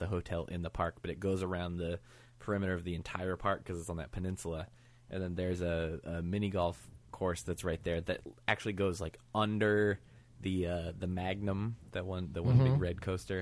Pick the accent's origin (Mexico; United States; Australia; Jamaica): United States; Midwest; I grew up in the Midwest